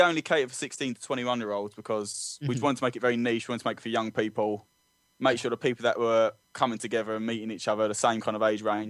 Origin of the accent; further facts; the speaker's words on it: London, United Kingdom; I'm quite proud of growing up in London.